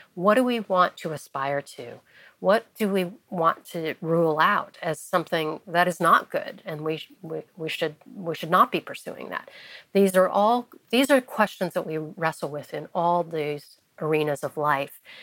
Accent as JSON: {"language": "English", "town": "Wheaton", "region": "Illinois", "country": "United States", "tie": "born or raised there", "also_born_or_lived": "Taiwan / France", "moved": "as an adult", "lives_now": "Washington, D.C., United States", "said": "growing up in Wheaton, Illinois"}